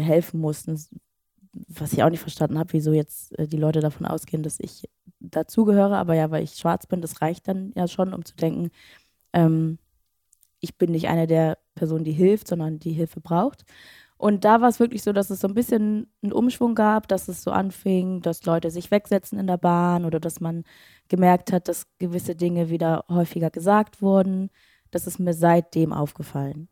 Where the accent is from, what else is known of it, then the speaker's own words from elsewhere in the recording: Schleswig-Holstein, Germany; moved away; ich komme aus Schleswig-Holstein